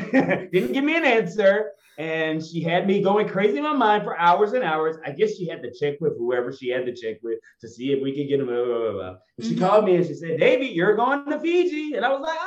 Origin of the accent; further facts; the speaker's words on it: Atlanta, Georgia, United States; I was from Atlanta